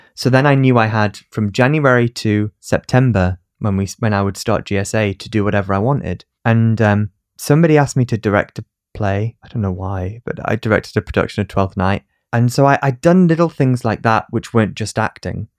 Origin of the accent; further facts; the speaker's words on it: Newcastle upon Tyne, North East England, United Kingdom; accent: northern; I was from Newcastle and I had a, an accent